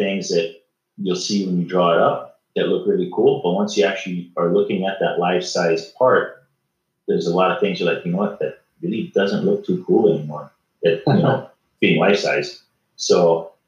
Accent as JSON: {"language": "English", "town": "Kailua", "region": "Hawaii", "country": "United States", "tie": "born or raised there", "also_born_or_lived": "Maui", "said": "I was born and raised in Kailua and grew up most of my time in Kailua, but lived on the off islands"}